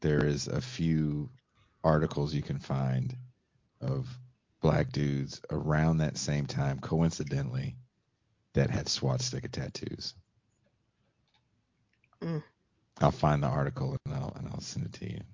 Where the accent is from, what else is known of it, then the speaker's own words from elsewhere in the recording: San Francisco Bay Area, California, United States; somewhere I'm from in the San Francisco Bay Area